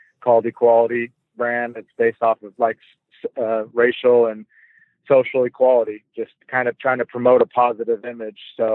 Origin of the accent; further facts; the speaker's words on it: Portland, Oregon, United States; moved away as an adult; now in Ankara, Turkey; I grew up in Portland. So, Oregon, which is basically like the headquarters of Nike